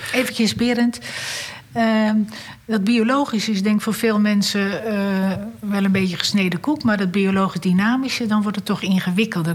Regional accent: Randstad, Netherlands; Ik kom zelf uit de Randstad

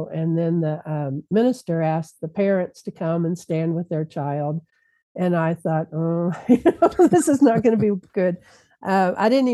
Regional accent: Louisville, Kentucky, United States; moved away; I'm from Louisville, Kentucky, and my parents were still in Louisville.

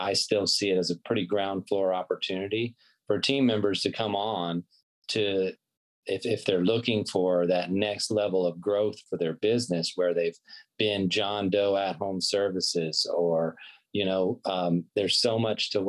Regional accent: Pensacola, Florida, United States; my hometown of Pensacola, Florida

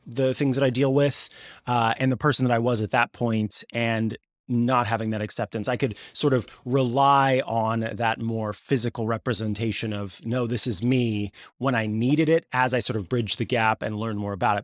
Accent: Missouri, United States; I grew up in Missouri

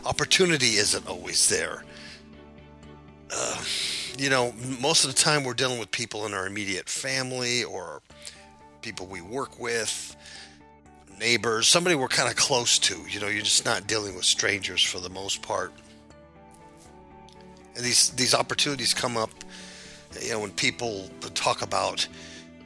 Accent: Southern California, United States; moved away; I was born and raised in California

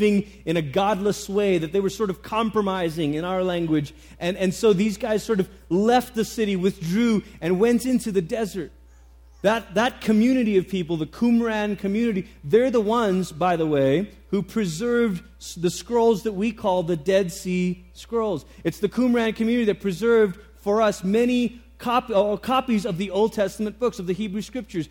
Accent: Malaysia; moved away; I grew up in Malaysia

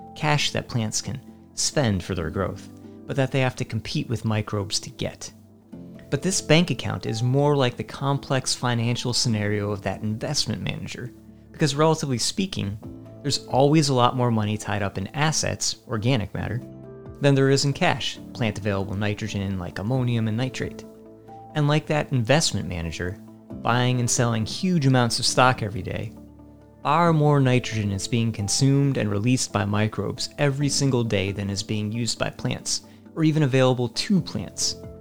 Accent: Virginia, United States; Where I grew up in Virginia

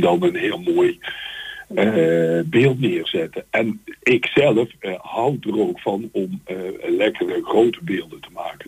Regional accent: Eindhoven, North Brabant, Netherlands; ik kom dus uit Eindhoven

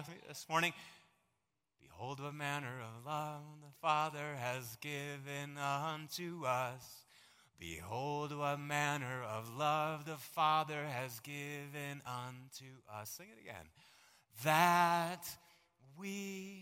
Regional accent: United States; I am so glad that I was born here

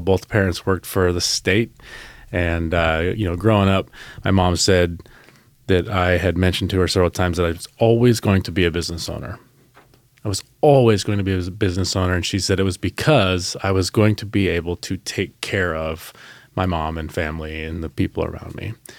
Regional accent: Salem, United States; growing up in Salem, state employees

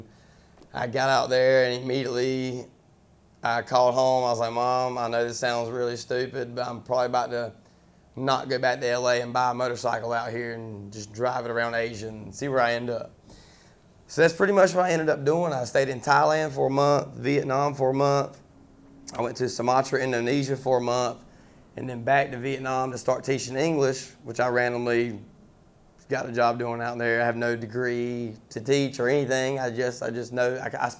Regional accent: Snow Hill, North Carolina, United States; also born or lived in Kinston, North Carolina / Long Beach, California / Hollywood, California; I'm from Snow Hill, North Carolina

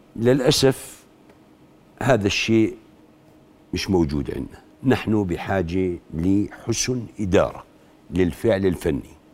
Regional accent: Jordan

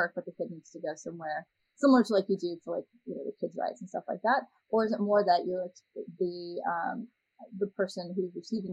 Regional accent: California, United States; you're still in my home state

